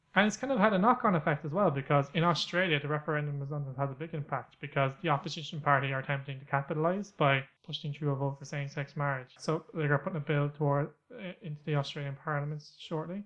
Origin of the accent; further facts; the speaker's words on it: Ireland; I'm from Ireland